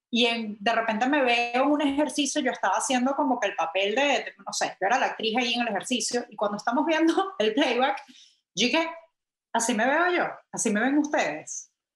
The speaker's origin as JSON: {"language": "Spanish", "country": "Venezuela", "also_born_or_lived": "London / New York", "moved": "yes", "said": "yo soy venezolana"}